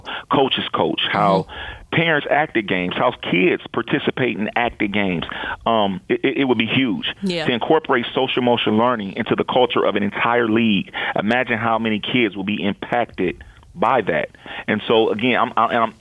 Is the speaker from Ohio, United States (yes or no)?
yes; Toledo, Ohio, United States; my hometown.